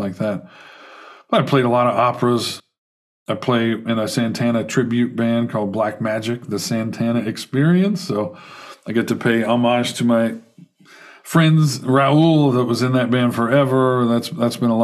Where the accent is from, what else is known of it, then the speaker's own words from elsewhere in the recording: Carbondale, Illinois, United States; moved away as an adult; also born or lived in Houston, Texas; now in St. Louis, United States; I grew up in Southern Illinois, Carbondale, Illinois